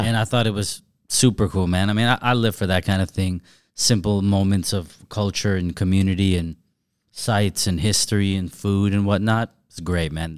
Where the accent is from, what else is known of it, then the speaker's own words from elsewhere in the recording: Southern California, United States; I'm from Southern California, but I'm far from L A, and I've never been from L A.